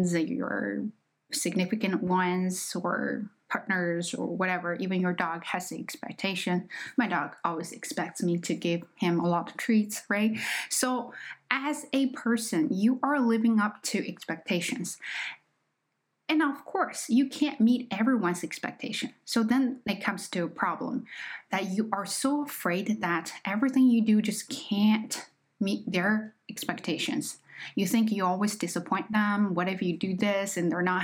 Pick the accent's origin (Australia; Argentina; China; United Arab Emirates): China; accent: Chinese; English is a second language; moved away; I am just not a native speaker. Okay, I am Chinese